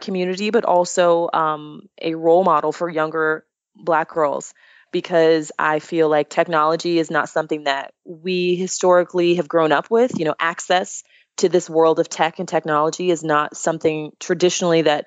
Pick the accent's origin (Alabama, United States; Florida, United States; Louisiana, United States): Florida, United States; Daytona Beach; Vince Carter is actually from my hometown. I'm from Daytona Beach, Florida.